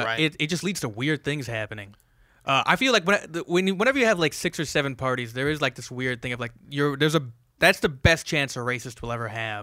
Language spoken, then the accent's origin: English; Bay Area, California, United States; I grew up in the Bay Area, California, mm-hmm. which is like the diversest place in the world, I think.